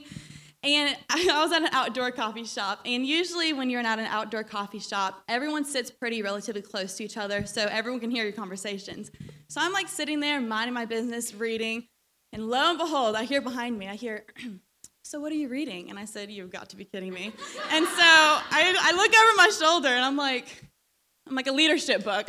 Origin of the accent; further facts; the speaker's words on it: Georgia, United States; accent: southern twang; some of you guys have already called me out for my southern twang. I'm from Georgia